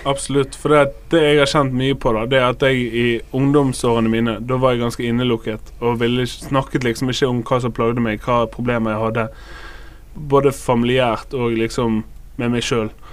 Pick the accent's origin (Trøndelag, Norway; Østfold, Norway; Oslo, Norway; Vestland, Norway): Vestland, Norway; Bergen; Jeg er fra Loddefjord, Fyllingsdalen